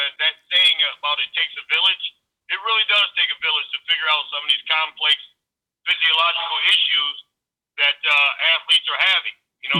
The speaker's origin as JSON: {"language": "English", "town": "Lansing", "region": "Michigan", "country": "United States", "tie": "born or raised there", "said": "I grew up in Lansing, Michigan. I was born on the west side of town on a street called Chelsea. It's right over by Riddle Elementary."}